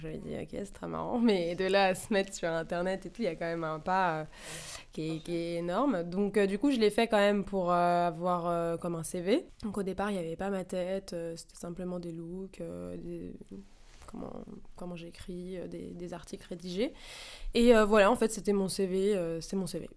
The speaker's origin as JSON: {"language": "French", "town": "Paris", "region": "Île-de-France", "country": "France", "tie": "born or raised there", "said": "J'ai 27 ans, j'ai grandi à Paris"}